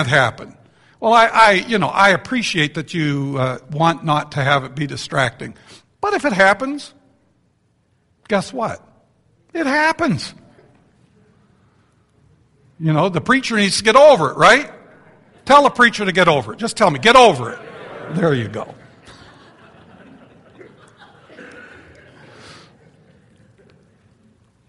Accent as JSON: {"language": "English", "country": "Canada", "said": "I'm from Canada."}